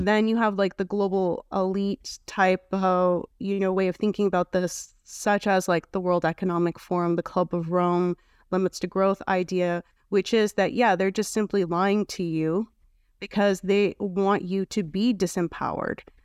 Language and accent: English; Canada; I'm from Canada